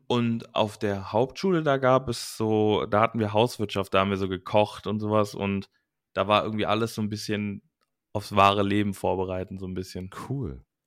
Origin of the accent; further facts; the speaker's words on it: Langenfeld, North Rhine-Westphalia, Germany; ich wollte eigentlich nur auf eine Gesamtschule bei uns in Langenfeld damals